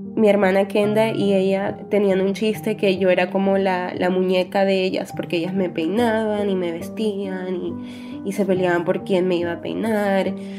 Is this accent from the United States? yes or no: yes; New York, United States; Vivo en Nueva York, nací aquí en Nueva York